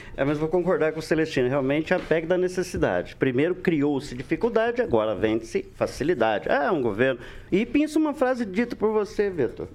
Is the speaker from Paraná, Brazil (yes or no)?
yes; Maringá, Paraná, Brazil; also born or lived in Londrina; eu sou maringaense